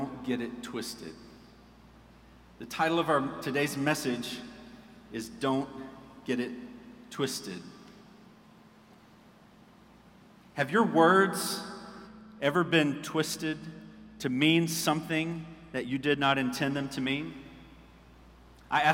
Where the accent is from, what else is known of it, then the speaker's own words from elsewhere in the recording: Orangeburg, South Carolina, United States; moved away as an adult; I was telling him a little bit about Orangeburg